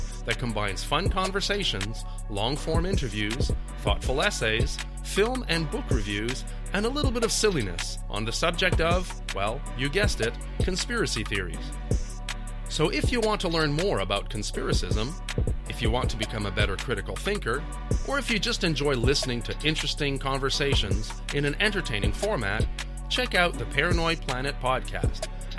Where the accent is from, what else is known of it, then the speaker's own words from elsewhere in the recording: Canada; I'm a Canadian author, teacher, philosophical historian, and recovering conspiracist.